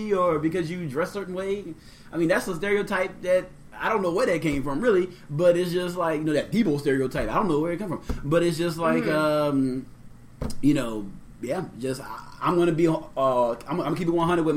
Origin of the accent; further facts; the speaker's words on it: New Orleans, Louisiana, United States; also born or lived in Maine; growing up in New Orleans